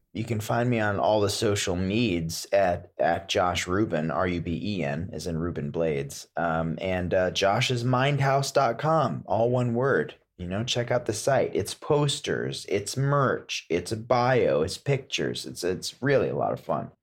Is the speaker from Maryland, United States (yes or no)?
yes; Potomac, Maryland, United States; also born or lived in California; now in Woodstock, United States; growing up in Potomac, Maryland, living in Woodstock, New York